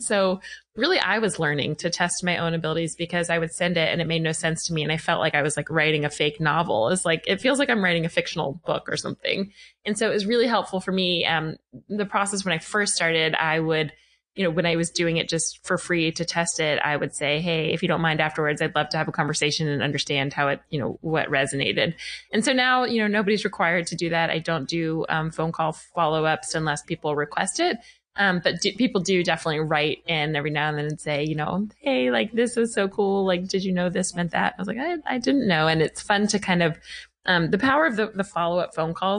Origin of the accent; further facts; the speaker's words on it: Atlanta, Georgia, United States; moved away as an adult; also born or lived in New York City, United States / Los Angeles, United States; I am home in Atlanta, which is my hometown